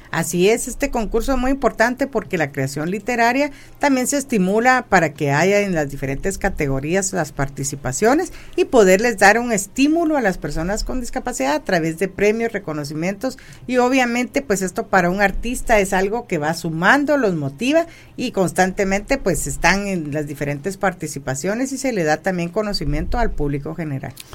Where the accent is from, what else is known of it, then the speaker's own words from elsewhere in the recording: Guatemala; como guatemaltecos